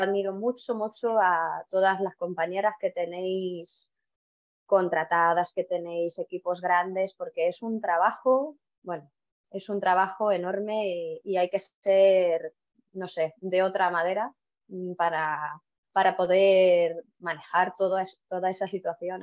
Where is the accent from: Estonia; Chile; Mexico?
Estonia; Spanish is a second language; moved away as an adult; also born or lived in Toledo, Spain; now in Spain; no soy de aquí, soy de Estonia, nacido en Estonia y he venido aquí a España por el amor